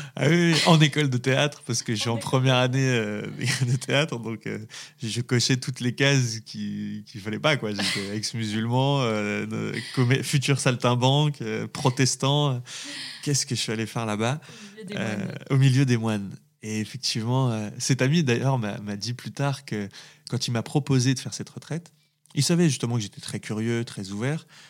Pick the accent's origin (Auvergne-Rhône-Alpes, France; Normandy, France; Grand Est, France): Auvergne-Rhône-Alpes, France; Saint-Étienne; also born or lived in Valence; je, viens d'un milieu populaire, ouvrier, dans une ville dans une très belle ville qui est, qui est, qui est Saint-Étienne